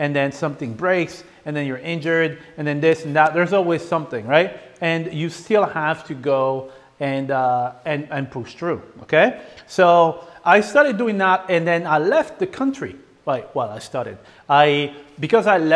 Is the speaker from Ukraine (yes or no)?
no; France; moved away; I grew up in France